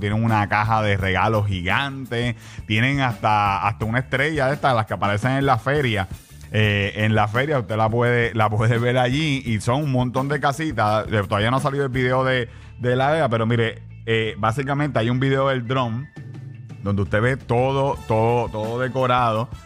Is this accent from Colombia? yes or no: no; Carolina, Puerto Rico; yo soy de Carolina